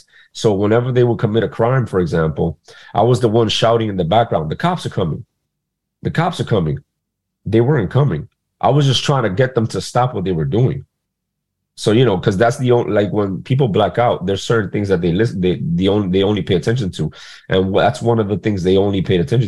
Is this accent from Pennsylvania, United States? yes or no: no; New York City, New York, United States; also born or lived in Dominican Republic; now in New York, United States; I was born in Queens, New York in 1985, smack dab in the era of the crack epidemic in New York City. And I was raised by a single mother on government assistance in a poverty-stricken area